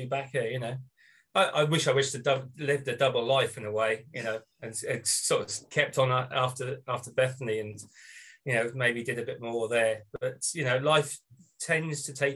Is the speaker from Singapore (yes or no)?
no; Norwich, East of England, United Kingdom; moved away as an adult; also born or lived in United States; I am joining you from Norwich, Norfolk, which is on the east coast of England